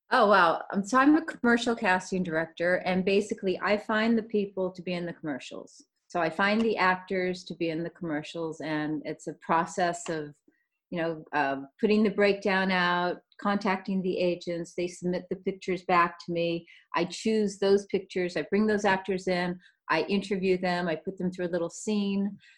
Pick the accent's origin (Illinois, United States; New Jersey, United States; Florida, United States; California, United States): California, United States; I was born in California. I grew up, uh, we traveled a lot. We moved around a lot as a child. Um, mainly, I lived on the coastal towns of California.